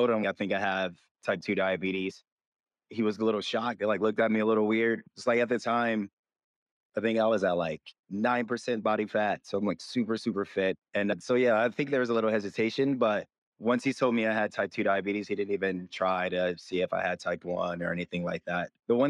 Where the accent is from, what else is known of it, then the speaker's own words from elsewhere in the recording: Michigan, United States; now in Los Angeles, United States; I am from Michigan originally, but I've been living in LA the last 8 years now, 8.5 years.